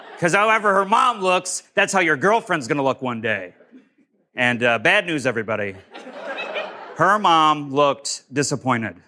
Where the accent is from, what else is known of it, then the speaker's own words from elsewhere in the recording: Syracuse, New York, United States; a club opened in my hometown of Syracuse